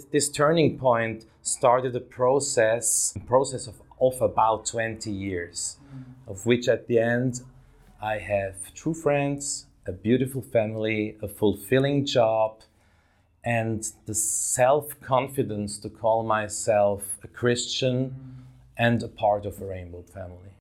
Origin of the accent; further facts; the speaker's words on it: Davos, Graubünden, Switzerland; now in Zurich, Switzerland; I grew up in Switzerland, in that little Swiss town, uh, of Davos, in the mountains.